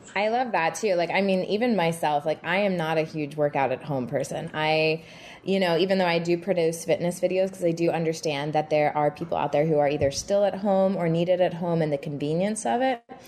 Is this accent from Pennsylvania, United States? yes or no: no; Texas, United States; also born or lived in Boston / Miami / Utah; now in New York, United States; I grew up in Texas in the 80s, early 90s as a little girl